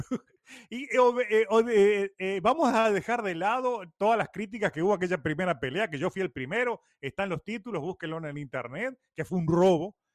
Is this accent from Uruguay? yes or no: yes; Uruguay; also born or lived in Cuba; now in Miami, United States; soy más cubano que uruguayo